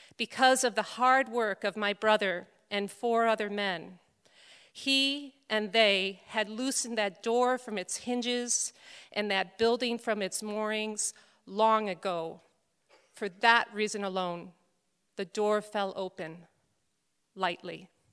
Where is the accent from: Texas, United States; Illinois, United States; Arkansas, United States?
Illinois, United States; Chicago; moved away; also born or lived in Scranton, Pennsylvania; raised Catholic like I was and attended Immaculate Conception Parish on the northwest side of Chicago